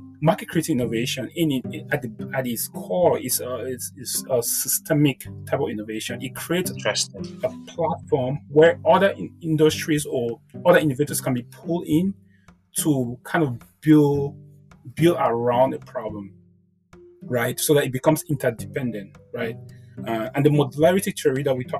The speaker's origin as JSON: {"language": "English", "country": "Cameroon", "said": "I'm now from Cameroon"}